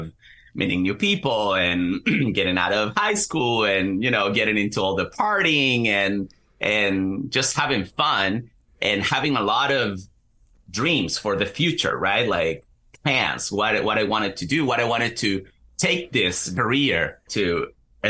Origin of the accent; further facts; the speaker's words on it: Chile; moved away as an adult; also born or lived in Central New Jersey, United States; now in New Jersey, United States; I'm originally from Chile. I moved to the U.S. in 2016 and currently live in Central New Jersey